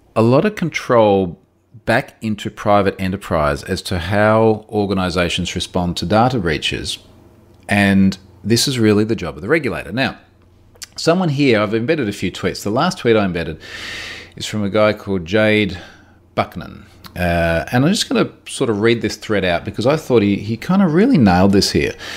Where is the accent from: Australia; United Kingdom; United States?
Australia; I'm Australian